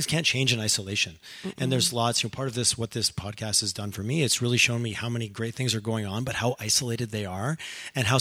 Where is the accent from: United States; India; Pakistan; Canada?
Canada; Eastern Canada; now in Western Canada; I moved here from the East